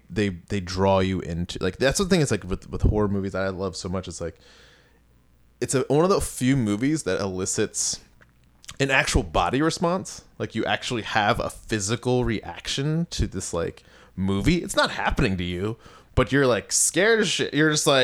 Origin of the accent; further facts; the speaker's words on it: Kensington, Maryland, United States; I'm from Montgomery County, Maryland originally, a town called Kensington, and it was an interesting place to live, because where I lived was, I was like on in between like working class and like upper middle class.